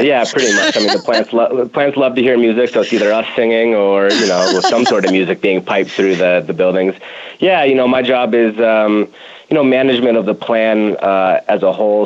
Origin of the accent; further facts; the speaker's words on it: Denver, Colorado, United States; also born or lived in Madison, Wisconsin / California; born and raised here in Denver